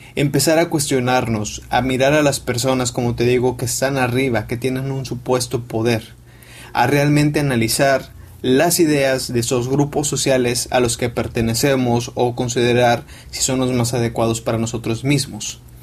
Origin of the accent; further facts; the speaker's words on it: Mexico; yo soy mexicano